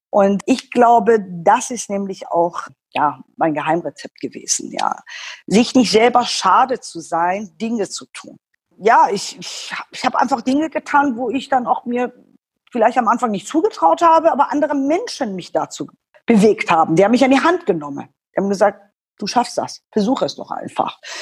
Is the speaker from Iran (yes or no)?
yes; Iran; German is a second language; now in Germany; deshalb werde ich auch oft äh, in meiner Heimat missverstanden